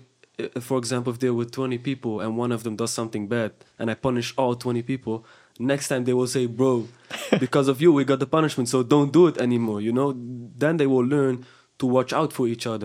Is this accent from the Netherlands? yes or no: yes; Houtwijk, South Holland, Netherlands; I grew up in Houtwijk